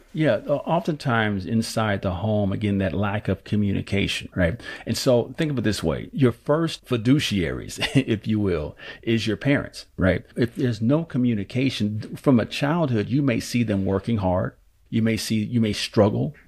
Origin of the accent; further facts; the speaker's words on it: Oakland, California, United States; born and raised in Oakland, California.